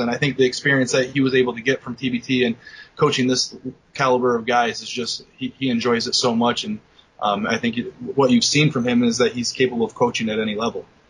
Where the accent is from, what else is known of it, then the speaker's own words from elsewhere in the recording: Bennington, Vermont, United States; I'm from Bennington, Vermont